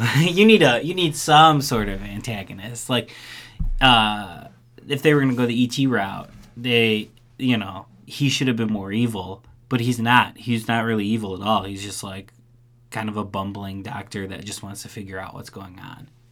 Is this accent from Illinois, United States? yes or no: yes; Chicago, Illinois, United States; I grew up in in Chicago